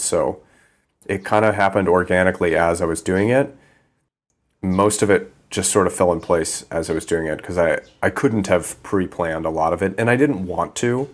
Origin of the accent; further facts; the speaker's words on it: Midwest, United States; moved away as an adult; also born or lived in East Coast; now in Thailand; I grew up in the Midwest, and my dad is a, an airline pilot, commercial airline pilot